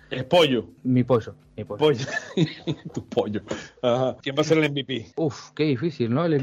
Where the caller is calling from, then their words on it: Madrid, Community of Madrid, Spain; Hola Eagles, eh … de Madrid, España.